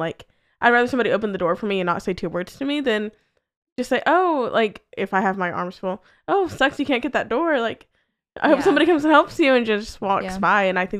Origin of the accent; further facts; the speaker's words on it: New England, United States; I'm from the New England area